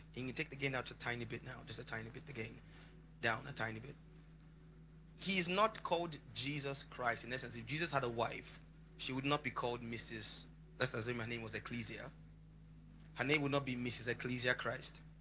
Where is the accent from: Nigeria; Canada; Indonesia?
Nigeria; Lagos; I grew up around the corner from a place in Lagos called Oshodi.